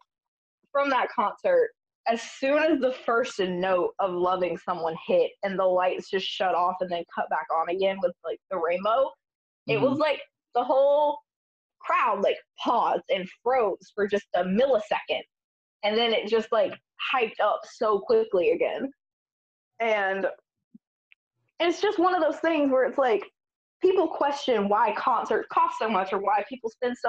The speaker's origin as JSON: {"language": "English", "town": "Augusta", "region": "Georgia", "country": "United States", "tie": "born or raised there", "said": "I grew up in Augusta, which is about a 2.5-hour drive to Atlanta."}